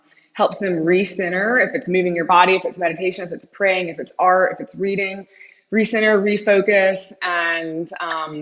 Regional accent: Knoxville, Tennessee, United States; moved away as an adult; also born or lived in Colorado / New York; now in Charleston, United States; I grew up in Knoxville, Tennessee, and which was a wonderful experience

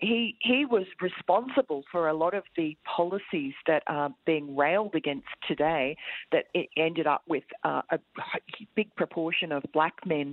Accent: Tokyo, Japan; I grew up in Tokyo, in Japan, and that is a racist country. I mean, I love it. I love Tokyo and I love Japanese people.

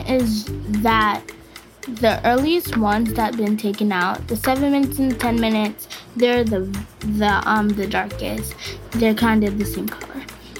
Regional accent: New York City, New York, United States; I am 7 years old and I'm from America, Brooklyn.

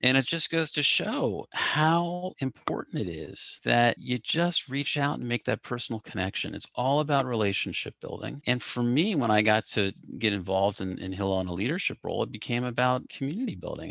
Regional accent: Cincinnati, Ohio, United States; I grew up in Cincinnati

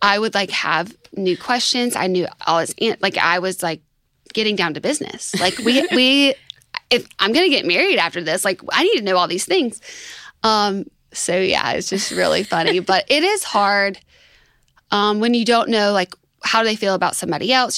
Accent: Tuscaloosa, Alabama, United States; I'm from Tuscaloosa

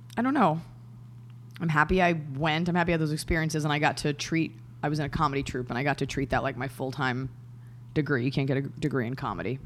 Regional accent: Dallas, Texas, United States; I'm from Dallas, Texas

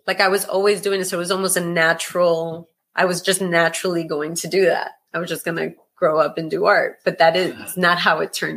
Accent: New York City, New York, United States; I'm from Greenpoint, Brooklyn. And my family's Colombian.

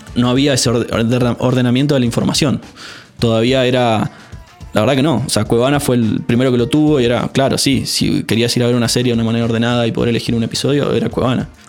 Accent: San Juan, Argentina; moved away as an adult; also born or lived in Córdoba; Yo nací en San Juan

